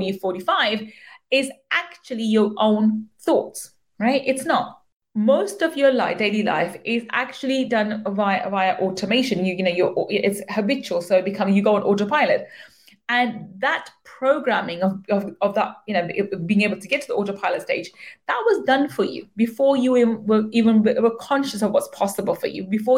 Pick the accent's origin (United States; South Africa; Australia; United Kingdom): United Kingdom; I am a British born Pakistani.